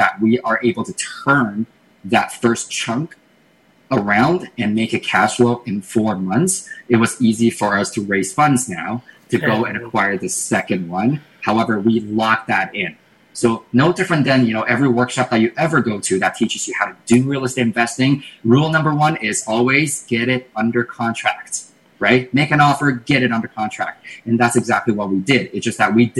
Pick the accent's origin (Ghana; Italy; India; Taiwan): Taiwan; English is a second language; now in Canada; I'm from Asia originally, and I was born and raised in Taiwan.